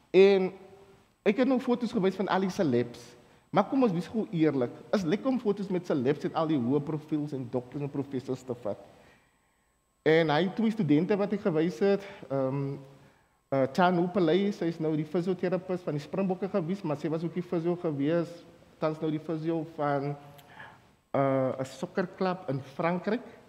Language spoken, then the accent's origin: Afrikaans; Lantana, Western Cape, South Africa; ek is van Lantana.